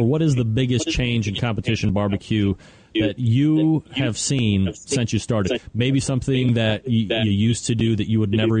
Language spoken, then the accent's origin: English; United States; I'm American.